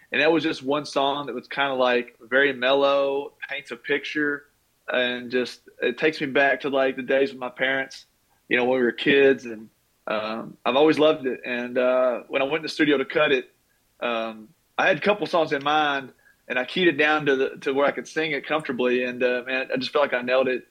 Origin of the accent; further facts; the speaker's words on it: Taylorsville, Kentucky, United States; growing up in Taylorsville, we didn't have a pro team in Louisville.